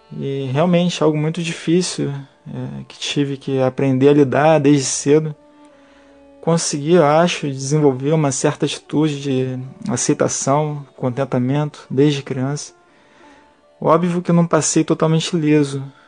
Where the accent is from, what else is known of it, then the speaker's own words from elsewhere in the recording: Rio de Janeiro, Brazil; nascido e criado na Ilha do Governador, zona norte do Rio de Janeiro